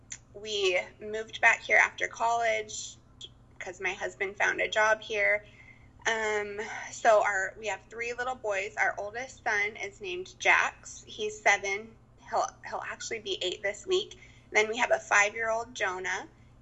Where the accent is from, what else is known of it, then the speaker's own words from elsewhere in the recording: Mukilteo, Washington, United States; also born or lived in Idaho; I actually grew up like 2 minutes from where we live now. The only time I've lived outside of Washington is for school.